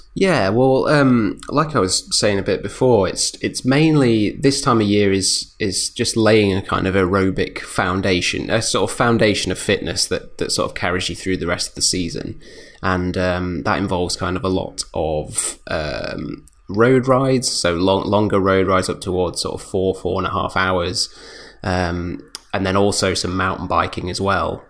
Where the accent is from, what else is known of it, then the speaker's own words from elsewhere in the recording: United Kingdom; we're British